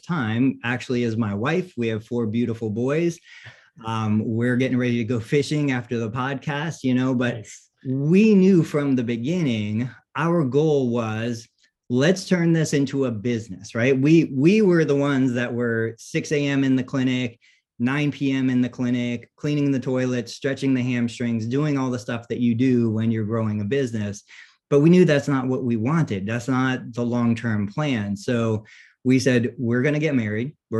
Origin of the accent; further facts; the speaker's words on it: Siesta Key, Florida, United States; I grew up on Siesta Key